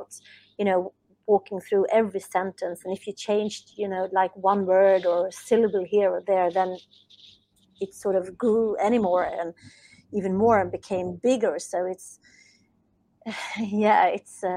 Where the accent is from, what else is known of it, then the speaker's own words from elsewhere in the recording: Sweden; English is a second language; English is not my native language, as I'm from Sweden